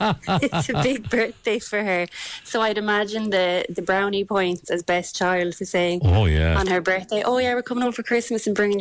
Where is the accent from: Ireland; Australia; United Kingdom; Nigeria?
Ireland; Tralee, Munster; moved away as an adult; now in Vancouver, Canada; I'm from Tralee in Kerry originally, and I live in Vancouver. Mm-hmm. So I first moved here in 2016, so about 7.5 years ago.